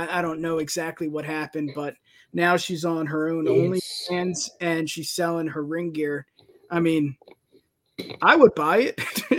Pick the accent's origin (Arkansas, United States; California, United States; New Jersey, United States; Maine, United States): New Jersey, United States; I mean, I'm from Jersey, you're from PA. We know all about the beach. We know all about the shore.